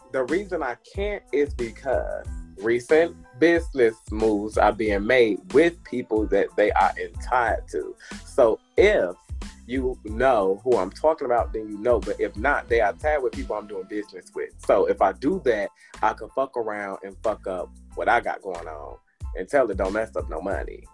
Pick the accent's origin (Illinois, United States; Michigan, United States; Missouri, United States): Illinois, United States; Harvey; also born or lived in Chicago; now in Atlanta, United States; I'm from Harvey.